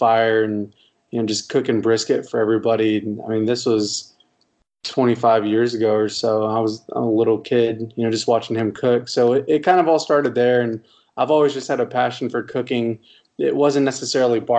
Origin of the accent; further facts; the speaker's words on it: Irving, Texas, United States; also born or lived in Arlington, Texas; I grew up in Irving, Texas. It's a little suburb of Dallas.